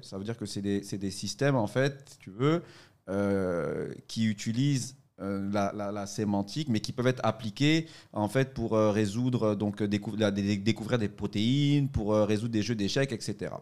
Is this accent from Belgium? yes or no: no; Côte d’Ivoire; moved away; je suis euh, de Côte d'Ivoire, hein, je suis ici